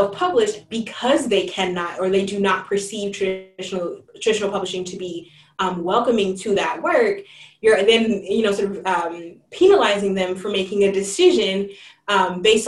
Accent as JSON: {"language": "English", "region": "California", "country": "United States", "also_born_or_lived": "the Midwest", "moved": "as an adult", "said": "I'm originally from California. I went to graduate school in the Midwest"}